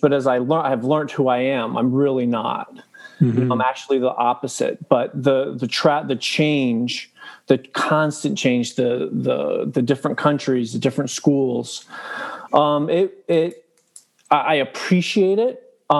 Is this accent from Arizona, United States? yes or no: yes; Arizona, United States; born there; I've literally lived in almost 30 states in my life. Wow. I was born in Arizona.